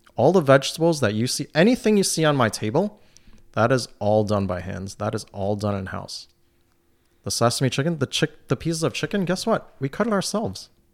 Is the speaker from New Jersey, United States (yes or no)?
no; New York City, New York, United States; also born or lived in Brooklyn; now in North Country, United States; Growing up in New York City